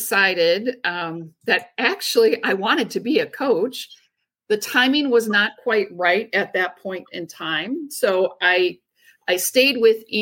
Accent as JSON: {"language": "English", "area": "Driftless area", "region": "Western Wisconsin", "country": "United States", "tie": "born or raised there", "said": "I grew up in Western Wisconsin in the Driftless area, in a very small community of about 200 people"}